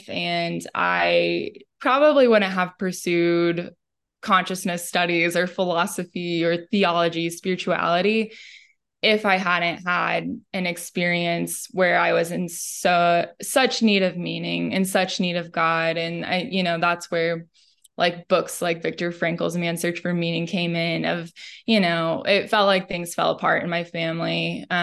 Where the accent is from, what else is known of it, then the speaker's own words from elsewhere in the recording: Midwest, United States; I really appreciate the the family values that I grew up with in the Midwest